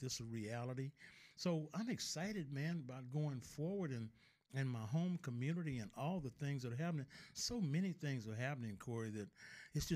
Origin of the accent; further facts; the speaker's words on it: Mobile, Alabama, United States; also born or lived in Detroit; I was born and raised in Africatown